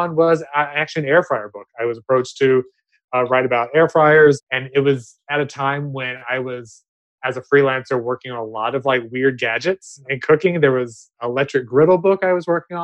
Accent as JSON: {"language": "English", "region": "the South", "country": "United States", "moved": "yes", "lives_now": "Los Angeles, United States", "said": "I'm from the South originally"}